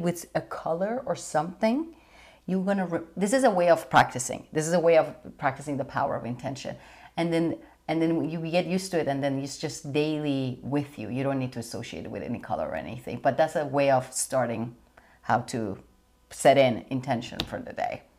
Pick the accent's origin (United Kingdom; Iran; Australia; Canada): Iran; moved away; growing up in Iran